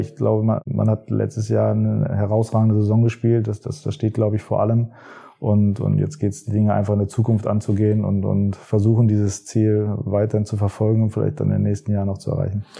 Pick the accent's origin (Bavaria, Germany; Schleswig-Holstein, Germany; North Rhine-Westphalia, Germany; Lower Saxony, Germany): Lower Saxony, Germany; Hanover; Ich bin in Hannover geboren